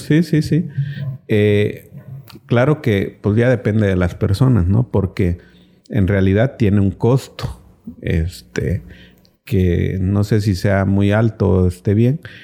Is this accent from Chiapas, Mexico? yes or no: yes; Cintalapa, Chiapas, Mexico